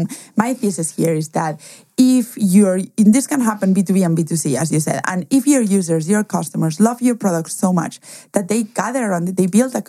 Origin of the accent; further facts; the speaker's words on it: Germany; English is a second language; also born or lived in Spain; Obviously, we said that I was from Spain, but also I cannot escape my accent and or my name. But what most people don't know is I was actually raised in Germany.